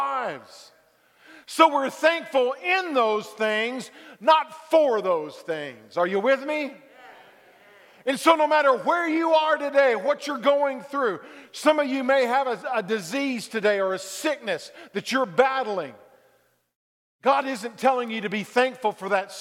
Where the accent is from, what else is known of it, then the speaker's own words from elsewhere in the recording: Dallas, Texas, United States; I grew up in Texas, Dallas-Fort Worth